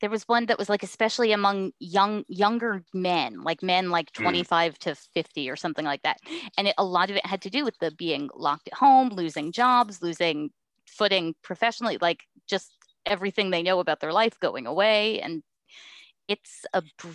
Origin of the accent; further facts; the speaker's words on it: East Coast, United States; now in West Coast, United States; I grew up on the East Coast and I'm living on the West Coast right now